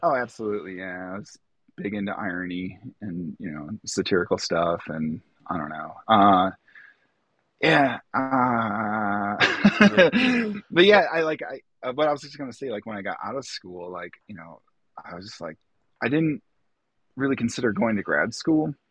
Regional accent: Wildwood, Illinois, United States; also born or lived in Atlanta, Georgia; I'm Lake County, Illinois. I was actually born in Atlanta, Georgia, oh, but uh, when I was young, we moved up to Illinois. Um, we wound up in Wildwood, Illinois

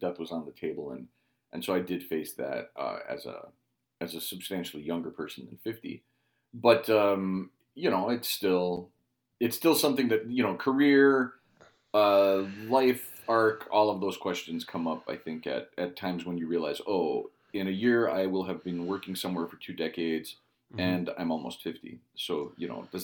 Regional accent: Cicero, Illinois, United States; I was born in Chicago. I was born in Cicero.

